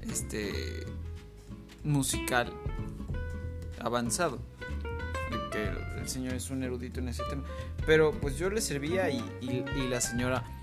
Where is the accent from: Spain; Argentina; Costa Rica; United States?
United States; Spanish is a second language; yo soy estadounidense y... Um, eh, me gusta mucho México.